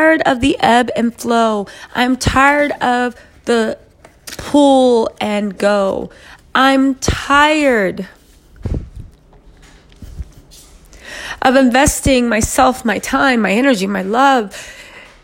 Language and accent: English; United States; I am Black American. I am an African American descendant of enslaved people